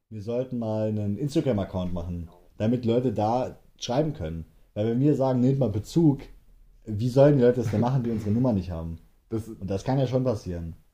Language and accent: German; Hesse, Germany; Wir beide wohnen halt in Hessen. Ja. Wir sind echte Hesse.